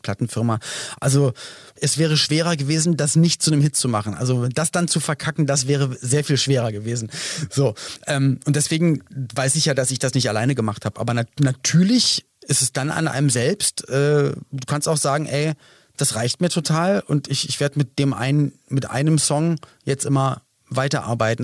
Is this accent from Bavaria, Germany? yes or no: no; Berlin, Germany; Wir kommen beide aus Berlin